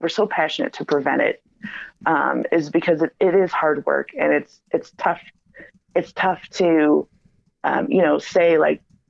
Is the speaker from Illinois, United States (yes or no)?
yes; Chicago, Illinois, United States; I'm from Chicago